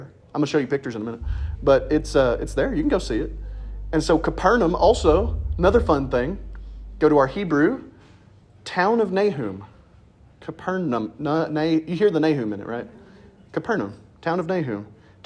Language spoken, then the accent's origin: English; Paragould, Arkansas, United States; moved away as an adult; now in Bastrop, United States; Back home in Northeast Arkansas, I grew up in Paragould